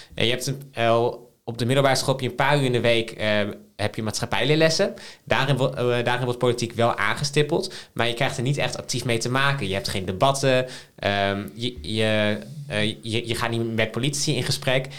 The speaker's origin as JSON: {"language": "Dutch", "town": "Emmen", "region": "Drenthe", "country": "Netherlands", "tie": "born or raised there", "moved": "yes", "said": "ik ben, ben, geboren en getogen in Drenthe. Wat wij daar hebben in de gemeente Emmen is een jeugdparlement."}